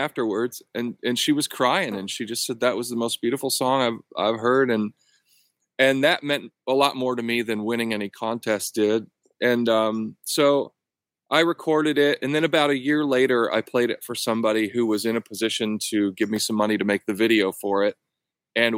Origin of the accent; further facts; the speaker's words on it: outside of Detroit, Michigan, United States; I grew up outside of Detroit